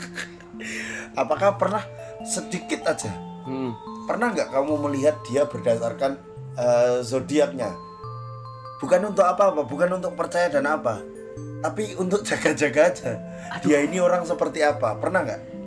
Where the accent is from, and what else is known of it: Medan, North Sumatra, Indonesia